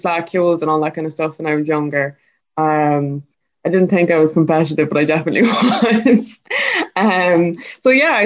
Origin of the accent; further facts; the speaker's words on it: Kerry, Munster, Ireland; I'm living in Laracampawn in Kerry